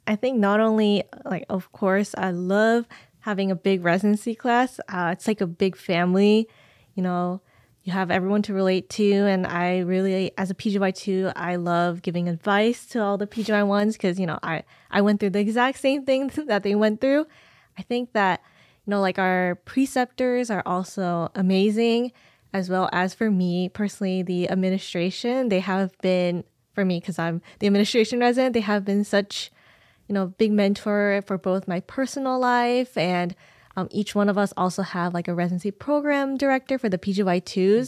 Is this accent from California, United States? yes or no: yes; San Jose, California, United States; I was born and raised in San Jose